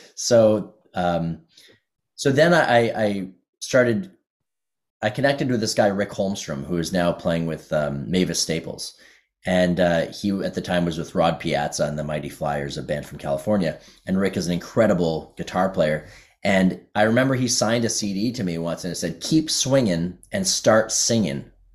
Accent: Ottawa, Ontario, Canada; the thing about Ottawa when I was growing up is there were two blues clubs

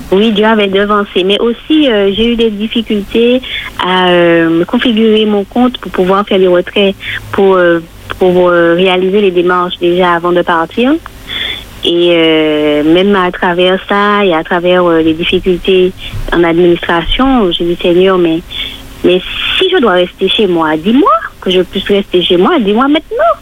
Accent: Martinique; chez nous en Martinique

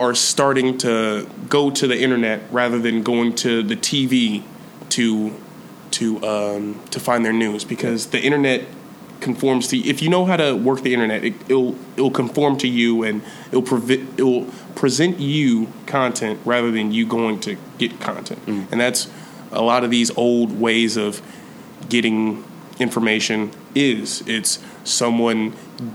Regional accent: Kansas City, Missouri, United States; I'm from Kansas City.

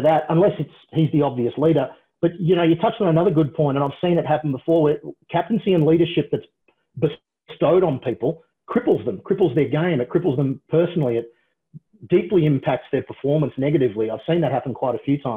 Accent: Australia; a Australian born and raised guy

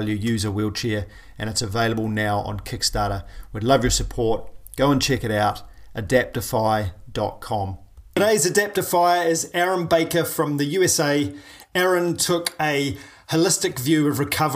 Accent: New Zealand; I'm a paraplegic from New Zealand

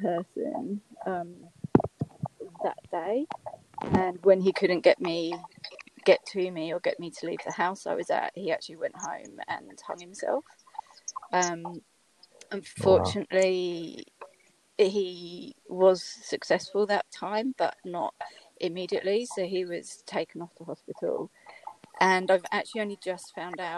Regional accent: United Kingdom; accent: British; moved away as an adult; now in Australia; as you can tell by my accent, I'm British, but I've been living in Australia for the last 15 years

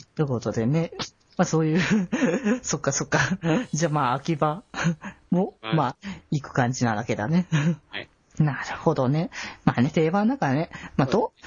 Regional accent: Aichi, Japan; 基本地元は愛知だったんだけど

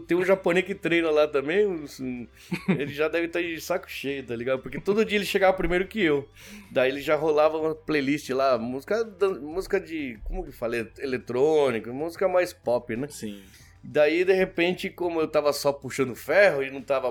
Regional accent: Santo André, São Paulo, Brazil; moved away as an adult; also born or lived in Buenos Aires, Argentina / São Vicente, Brazil; now in Japan; a gente não ficou um ano, já foi para Santo André

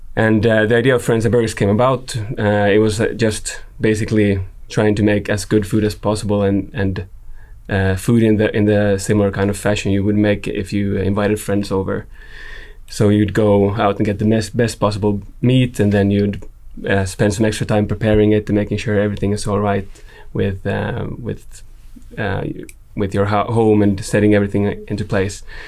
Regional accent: Jakobstad, Ostrobothnia, Finland; I'm from Finland, I'm from up north, Jakobstad

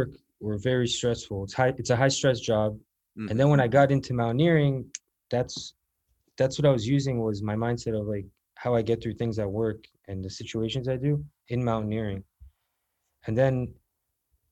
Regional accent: South Florida, United States; I grew up in South Florida

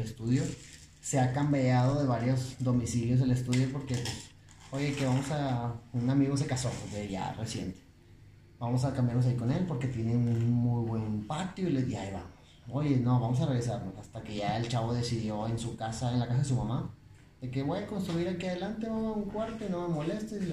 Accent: Monterrey, Nuevo León, Mexico; yo soy de aquí de Monterrey, Nuevo León. Yo nací en el 88.

